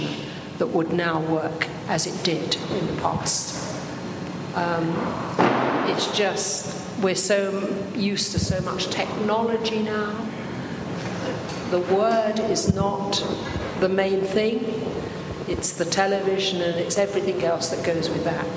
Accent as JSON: {"language": "English", "region": "England", "country": "United Kingdom", "tie": "born or raised there", "said": "My parents had come down to England to work, so therefore I was born in England, but all my relatives are Scottish. And I was brought up in a Christian home"}